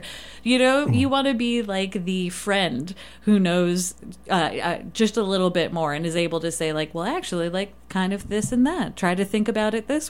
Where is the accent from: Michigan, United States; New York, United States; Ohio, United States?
Michigan, United States; Detroit; now in Moab, United States; I grew up in Detroit.